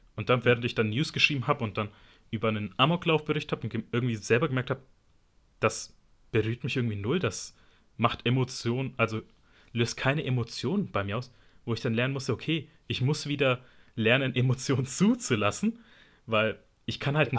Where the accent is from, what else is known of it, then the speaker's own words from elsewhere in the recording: Germany; ich bin in Deutschland geboren worden aber meine Mutter ist halt Italienerin